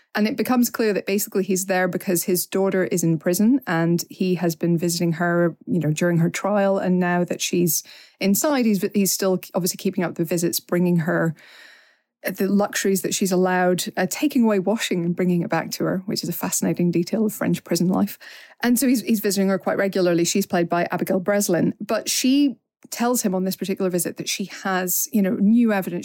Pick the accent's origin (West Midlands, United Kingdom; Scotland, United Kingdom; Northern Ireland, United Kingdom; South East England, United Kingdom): Northern Ireland, United Kingdom; even as an Northern Irish person